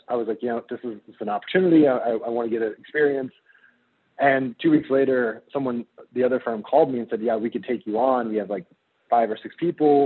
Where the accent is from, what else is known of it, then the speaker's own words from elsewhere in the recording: near Springfield, Illinois, United States; now in Seattle, United States; I grew up near Springfield, so downstate.